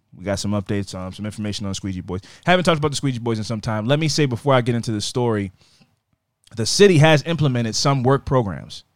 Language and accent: English; United States; I'm American